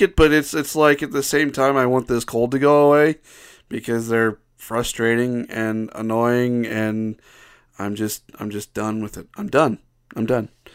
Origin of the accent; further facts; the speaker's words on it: Ohio, United States; now in Utah, United States; I, I grew up in Ohio